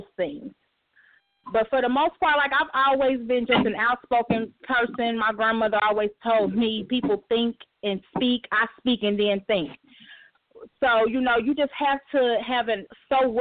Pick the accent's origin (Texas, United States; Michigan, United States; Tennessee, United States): Tennessee, United States; a country girl. I'm from Tennessee.